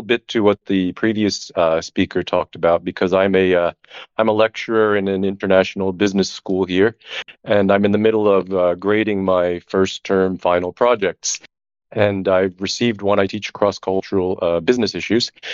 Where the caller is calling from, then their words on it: Barcelona, Catalonia, Spain; I'm calling in from, uh, Barcelona